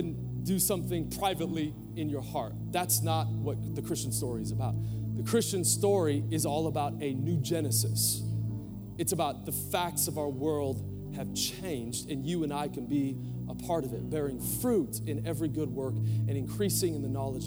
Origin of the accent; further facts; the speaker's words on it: Portland, United States; moved away; I was born in Portland, and I took her to this house that I grew up